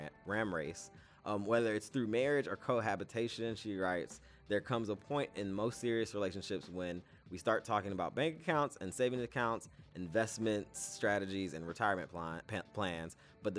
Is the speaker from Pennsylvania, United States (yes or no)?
no; California, United States; I'm from California.